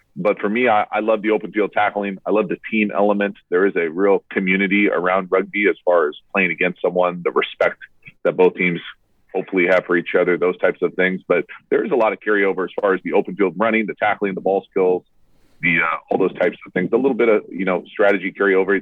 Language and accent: English; United States; me as an American fan